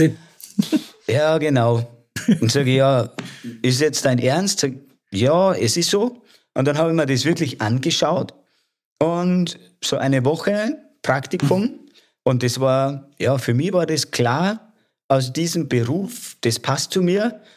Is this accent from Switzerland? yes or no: no; Lower Austria, Austria; moved away as an adult; also born or lived in Wiener Neustadt; now in Salzburg, Austria; ich bin gebürtiger Niederösterreicher und bin aufgewachsen 100 Kilometer südlich von Wien